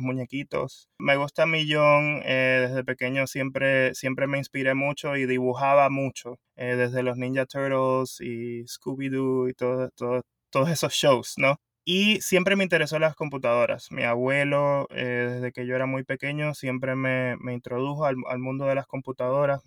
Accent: Puerto Rico; moved away as an adult; also born or lived in South Florida, United States; now in Florida, United States; originalmente soy de Puerto Rico y me mudé acá a Estados Unidos, al sur de la Florida, hace 15 años

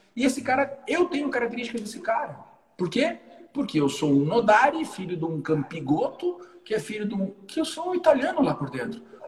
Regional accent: Brazil; ninguém uhum. sabe que a gente é brasileiro

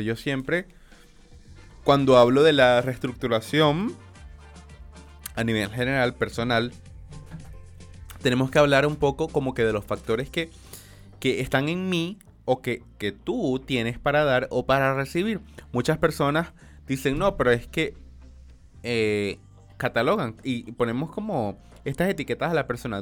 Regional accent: Maracaibo, Zulia, Venezuela; moved away; yo soy de Venezuela y, de y de Maracaibo específicamente

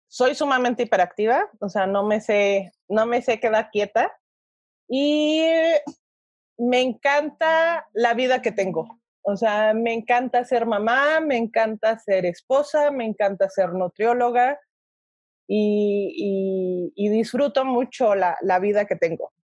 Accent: Toluca, State of Mexico, Mexico; moved away as an adult; now in Mexico City, Mexico; yo soy de Toluca, actualmente llevo 10 años viviendo en la Ciudad de México

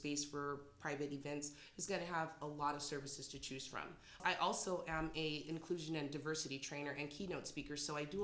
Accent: San Jose, California, United States; moved away as an adult; now in Morgan Hill, United States; I am from San Jose originally, but I've been living in Morgan Hill for the last 12 years

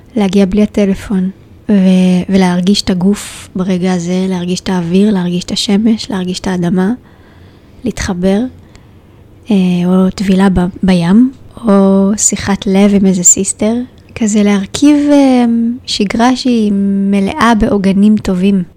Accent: Israel; moved away as an adult; also born or lived in Tel Aviv, Israel; now in Shaharut, Israel; גדלתי במושב בטבע uh, בת של חקלאי

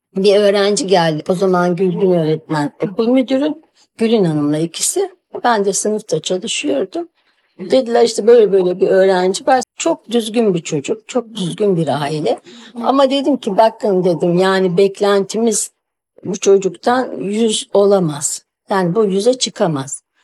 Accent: Bursa, Turkey; ben Bursalıyım

